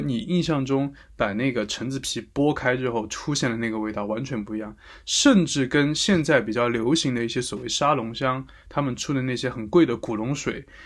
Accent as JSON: {"language": "Chinese", "region": "Sichuan", "country": "China", "moved": "yes", "lives_now": "Paris, France", "said": "但我们四川话叫黄果嘞"}